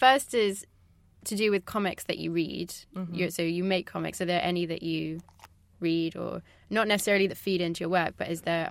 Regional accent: France; I'm from France, partly, which is a country where graphic novels are just more of a thing, generally.

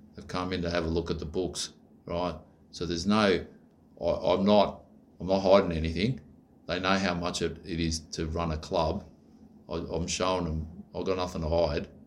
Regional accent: Australia; I'm Aussie

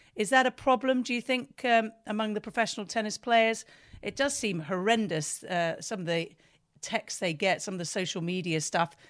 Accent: United Kingdom; being British

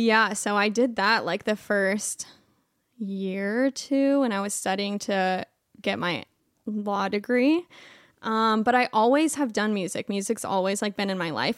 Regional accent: Clearwater, Florida, United States; moved away; I'm from Clearwater, Florida

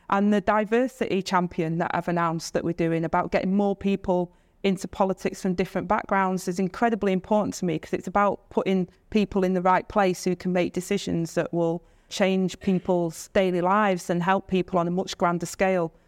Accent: Stockport, North West England, United Kingdom; I grew up in Stockport on, on this council estate

